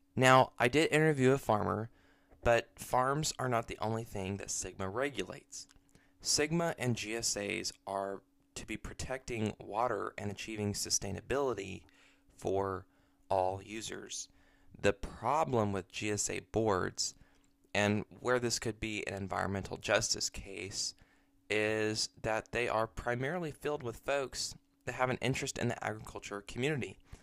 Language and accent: English; Bakersfield, California, United States; my hometown of Bakersfield